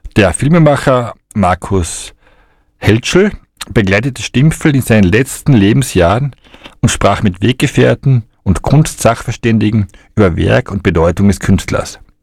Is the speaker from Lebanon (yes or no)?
no; Austria; bei uns in Österreich